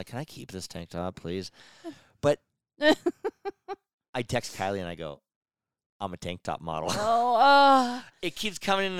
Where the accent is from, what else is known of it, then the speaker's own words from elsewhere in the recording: Incline Village, Nevada, United States; I'm from Tahoe. Went to Incline High School. That's Mr. Tahoe.